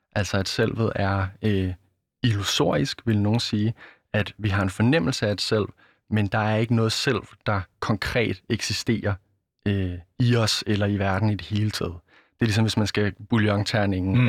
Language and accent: Danish; Denmark; jeg vesterlænding og dansker